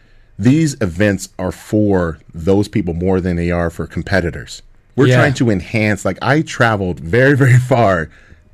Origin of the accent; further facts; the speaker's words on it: United States; I'm American